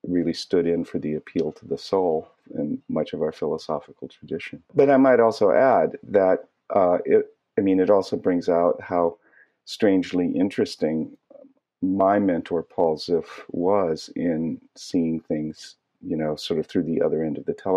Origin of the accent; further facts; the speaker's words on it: San Diego, California, United States; I grew up in San Diego